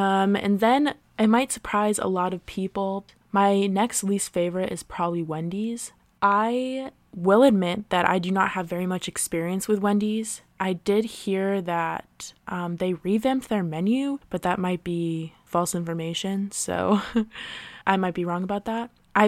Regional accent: Maryland, United States; in the area that I grew up in Maryland, there are a few pretty great Sonics

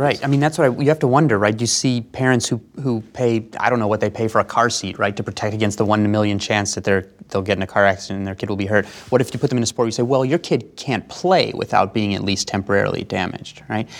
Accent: United States; being an American

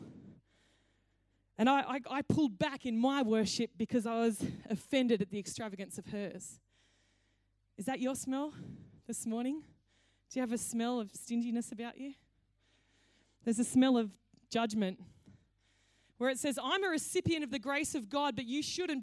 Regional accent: Cowra, New South Wales, Australia; When I grew up in Cowra, it was a great day when KFC came to town

